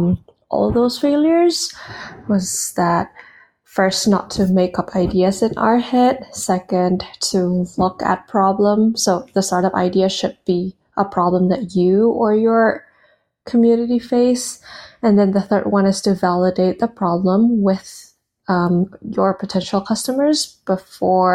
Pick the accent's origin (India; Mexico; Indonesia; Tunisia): Indonesia; moved away as an adult; also born or lived in United States; I was born and raised in Indonesia, and I moved to the US for college back in 2015